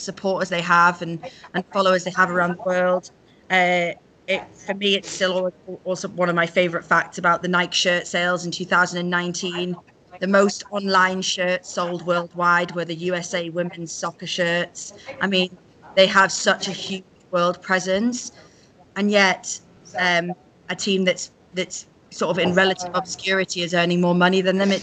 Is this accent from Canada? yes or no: no; United Kingdom; accent: British; We're both British girls, as you can probably hear from our accents